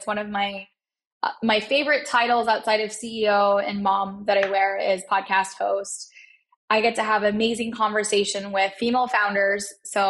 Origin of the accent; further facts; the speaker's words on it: Pakistan; And here I am as like a Pakistani, you know, 30-year-old, I'm 35 now, but 30-year-old mother of two and building a SaaS tech company.